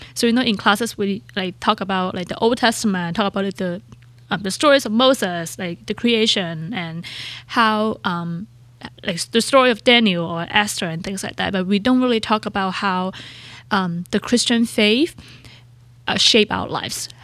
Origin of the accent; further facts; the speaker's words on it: Hong Kong; English is a second language; moved away as an adult; also born or lived in San Diego, United States; now in United States; When I grew up in Hong Kong